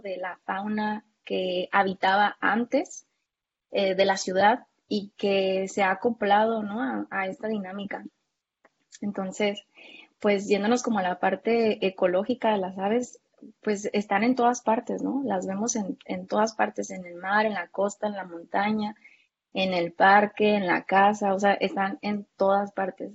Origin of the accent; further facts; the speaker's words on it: Baja California, Mexico; yo soy acá de Baja California